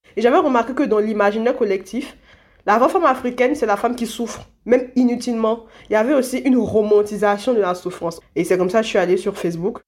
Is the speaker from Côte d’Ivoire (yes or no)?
yes; Côte d’Ivoire; je suis née en Côte d'Ivoire